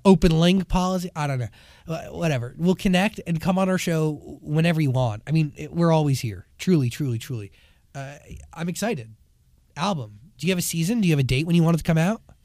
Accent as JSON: {"language": "English", "region": "New Jersey", "country": "United States", "tie": "born or raised there", "moved": "as an adult", "lives_now": "Los Angeles, United States", "said": "growing up in New Jersey right outside of Manhattan"}